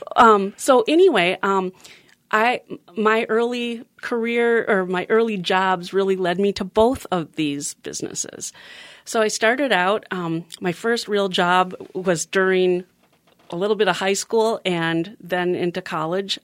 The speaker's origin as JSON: {"language": "English", "town": "Minnetonka", "region": "Minnesota", "country": "United States", "tie": "born or raised there", "also_born_or_lived": "Sacramento, California", "said": "my parents built the house in Minnetonka. That's kinda where I grew up until I was about five and a half"}